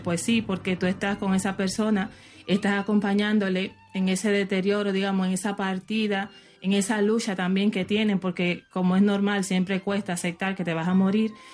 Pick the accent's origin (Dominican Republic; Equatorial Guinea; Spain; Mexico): Dominican Republic; soy de la República Dominicana